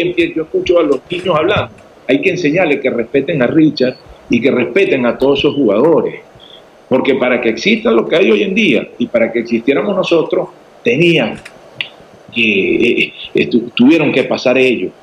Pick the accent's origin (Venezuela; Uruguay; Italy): Venezuela; moved away as an adult; also born or lived in Paraguay / Mexico; now in Bolivia; Yo soy orgullosamente venezolano